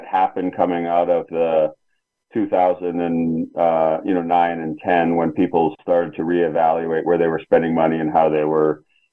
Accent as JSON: {"language": "English", "country": "Canada", "moved": "yes", "lives_now": "United States", "said": "back in my home country in Canada"}